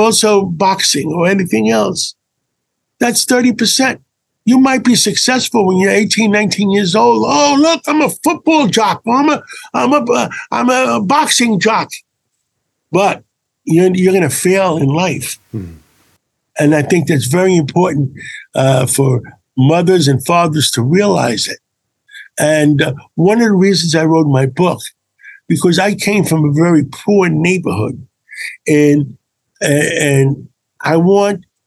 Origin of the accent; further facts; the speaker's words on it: New York City, New York, United States; I grew up in Harlem. I grew up on 135th Street.